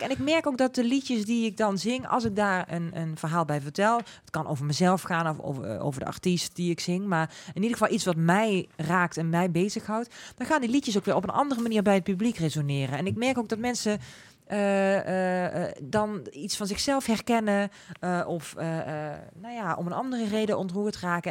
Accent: Netherlands; accent: zachte G; Ik heb gewoon een zachte G.

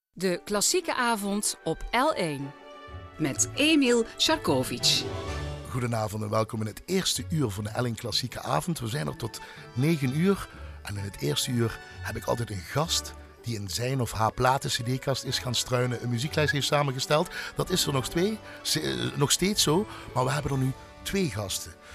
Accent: Nuwijnen / Heksenberg, Limburg, Netherlands; Ik ben dan van Nuwijnen, maar ik kwam van de Heksenberg

